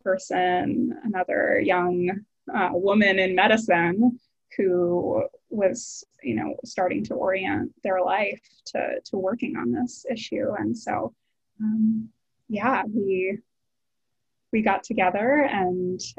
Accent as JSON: {"language": "English", "region": "Maryland", "country": "United States", "tie": "born or raised there", "also_born_or_lived": "Kerala, India", "moved": "yes", "lives_now": "San Francisco, United States", "said": "I grew up in Maryland"}